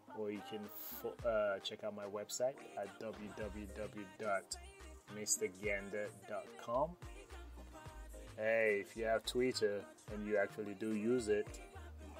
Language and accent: English; Freetown, Sierra Leone; I was actually born and raised in Sierra Leone. So Freetown forever.